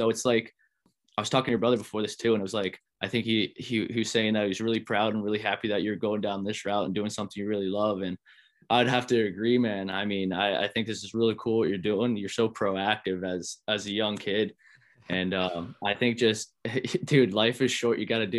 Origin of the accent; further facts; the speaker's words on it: Providence, Rhode Island, United States; coming back to my hometown and running routes with these guys in Providence and setting a culture of competition in this state.